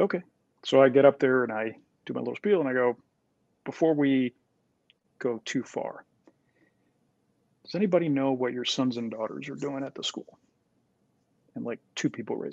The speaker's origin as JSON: {"language": "English", "country": "Puerto Rico", "tie": "born or raised there", "said": "I was born in Puerto Rico"}